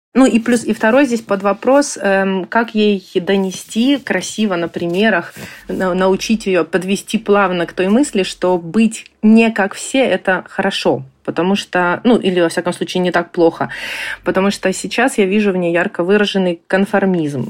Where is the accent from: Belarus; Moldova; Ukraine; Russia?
Ukraine; moved away as an adult; now in Germany; Мы из Украины. Мы приехали в Германию в феврале прошлого года